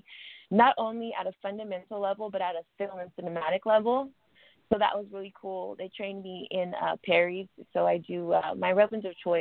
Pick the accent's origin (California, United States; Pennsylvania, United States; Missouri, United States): California, United States; Sacramento; moved away as an adult; also born or lived in San Francisco; now in Los Angeles, United States; I'm originally from Sacramento. So shout out to NorCal.